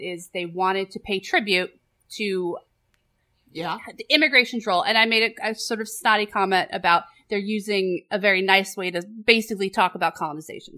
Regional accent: New York, United States; We're from New York.

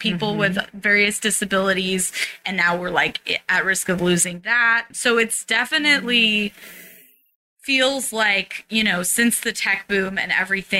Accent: San Francisco, California, United States; I grew up in the Haight

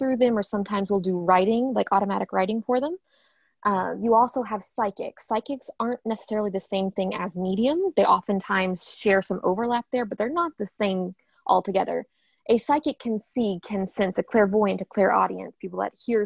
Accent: Western Kentucky, United States; also born or lived in Ohio; I was born and raised in Western Kentucky. I grew up here

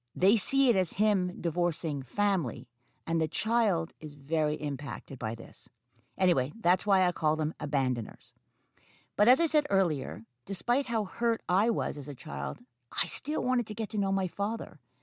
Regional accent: Montreal, Quebec, Canada; I have two psychology degrees from my hometown University of Montreal

